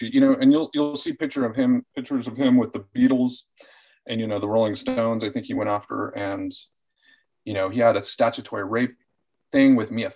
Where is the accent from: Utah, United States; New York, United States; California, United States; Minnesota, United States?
California, United States; Orange County; also born or lived in Fairfield, Iowa; now in Los Angeles, United States; I'm an Orange County kid